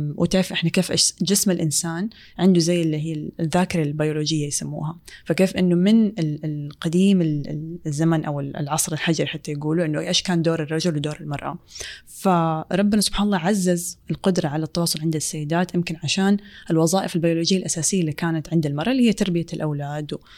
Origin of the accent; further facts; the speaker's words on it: Saudi Arabia; في مجتمعنا السعودية